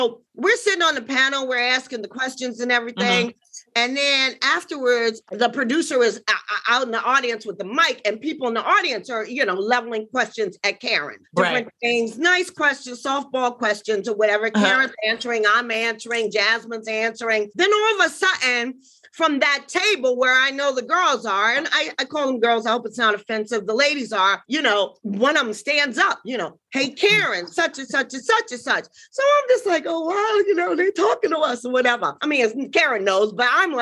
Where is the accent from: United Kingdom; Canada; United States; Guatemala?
United States; Washington, District of Columbia; from Washington, D.C. originally